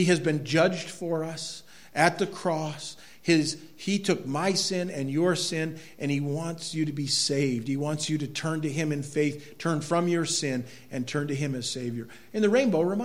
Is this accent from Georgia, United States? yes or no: no; Quimby, Maine, United States; where I grew up in Quimby, that looked over St. Freud Lake